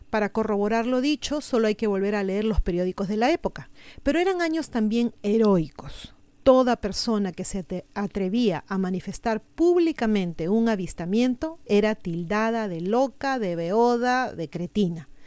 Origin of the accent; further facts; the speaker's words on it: Callao, Peru; A título personal, bueno, yo no soy limeña, soy chalaca y no he tenido el gusto de conocer Matucán, espero algún día poder visitar este y otros hermosos lugares que sé que existen en mi país.